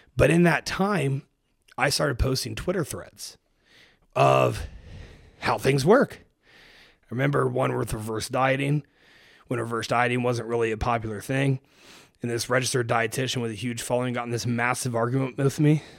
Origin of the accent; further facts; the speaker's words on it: Springfield, Ohio, United States; moved away as an adult; also born or lived in Cincinnati, Ohio; now in Austin, United States; I grew up in Springfield, Ohio